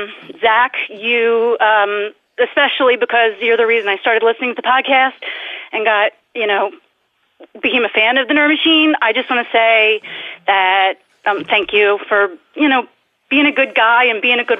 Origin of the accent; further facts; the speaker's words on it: New Jersey, United States; I'm from New Jersey.